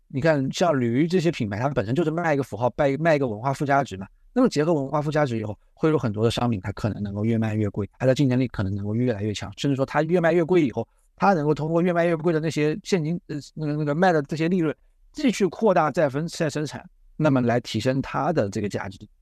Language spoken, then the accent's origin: Chinese; southern China, China; 这个我作为南方人，我是不太喜欢吃那个酱的